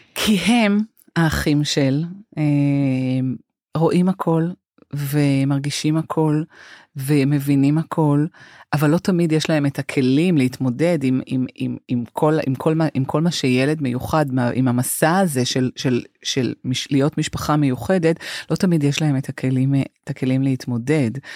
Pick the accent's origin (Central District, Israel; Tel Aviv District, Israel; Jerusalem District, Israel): Tel Aviv District, Israel; Holon; אנחנו גדלנו אה, בחצי חדר בשכונת אה, ג'סי כהן בחולון